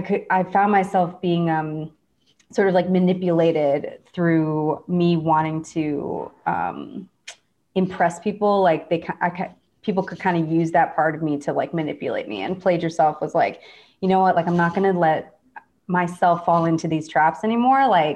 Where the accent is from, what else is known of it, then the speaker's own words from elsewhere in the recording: Midwest, United States; kind of growing up in the Midwest, like I definitely had like a people pleasing part of myself